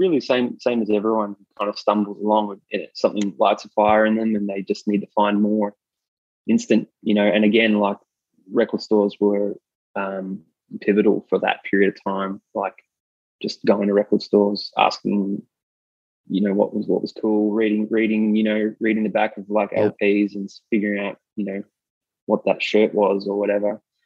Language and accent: English; Melbourne, Victoria, Australia; Yeah, I'm born and raised in Melbourne. Grew up in kind of central Melbourne